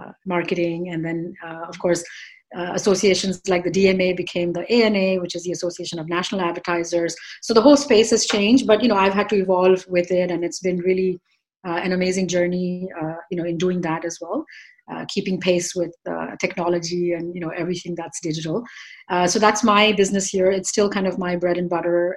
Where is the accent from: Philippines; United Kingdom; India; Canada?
India; moved away as an adult; now in New York, United States; I was born and raised in India. I came here 28 years ago